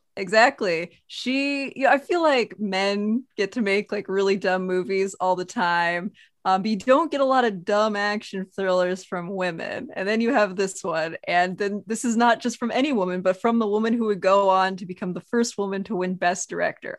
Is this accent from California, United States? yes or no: no; Montana, United States; I am from Montana, so pretty outdoorsy.